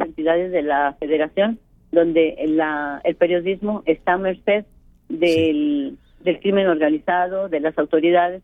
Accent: Mexico; como mexicanos nos tenemos que proteger todos.

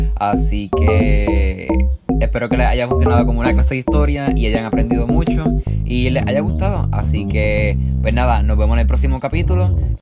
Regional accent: Puerto Rico; somos parte de Estados Unidos

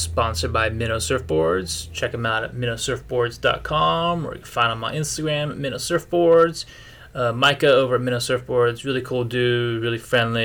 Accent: Florida, United States; we grew up in Florida, middle of the state, middle of nowhere

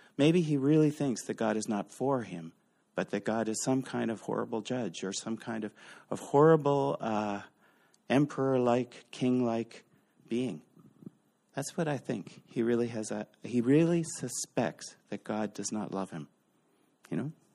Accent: Eastern Canada, Canada; We're Canadians. We're from Eastern Canada

